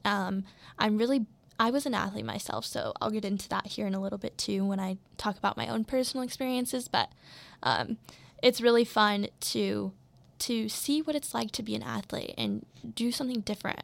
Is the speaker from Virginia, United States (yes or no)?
no; Colorado, United States; I'm from Colorado